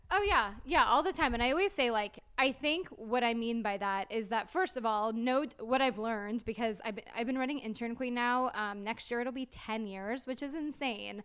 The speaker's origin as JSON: {"language": "English", "town": "Clearwater", "region": "Florida", "country": "United States", "also_born_or_lived": "Orlando, Florida / Tallahassee, Florida", "moved": "as an adult", "said": "I'm originally from Clear, Clearwater"}